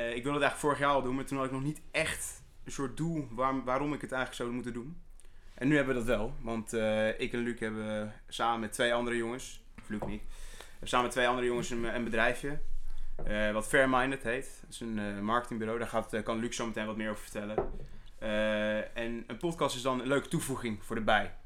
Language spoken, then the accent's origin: Dutch; Soest, Utrecht, Netherlands; ik ben 21 jaar oud. Eh, ik kom uit Soest